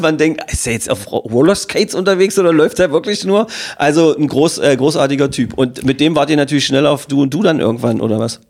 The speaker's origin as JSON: {"language": "German", "town": "Magdeburg", "region": "Saxony-Anhalt", "country": "Germany", "tie": "born or raised there", "said": "Wir sind fast ein Jahrgang in Magdeburg geboren, aufgewachsen, sozialisiert"}